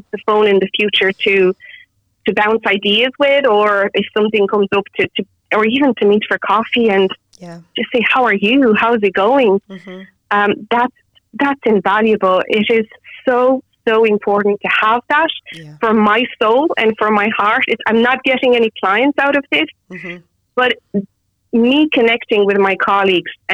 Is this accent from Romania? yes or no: yes; Romania; now in Dublin, Ireland; I'm originally from Romania